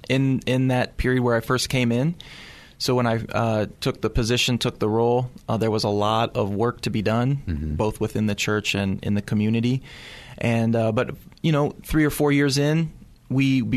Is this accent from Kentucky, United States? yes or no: yes; Louisville, Kentucky, United States; moved away as an adult; also born or lived in Missouri; now in San Anselmo, United States; I grew up in Louisville, Kentucky.